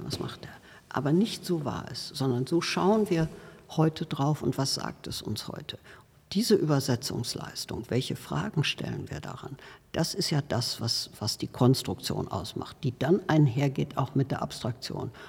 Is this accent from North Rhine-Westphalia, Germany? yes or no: yes; North Rhine-Westphalia, Germany; moved away; ich bin ja auf dem Land geboren in Westfalen und ähm, bin äh, dort auch auf dem Land in eine äh, Schule äh, gegangen